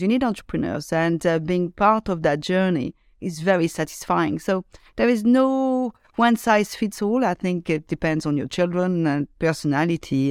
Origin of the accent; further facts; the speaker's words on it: Lyon, Auvergne-Rhône-Alpes, France; I grew up in uh, in the suburb of Lyon, which is uh, one of second biggest uh, city in France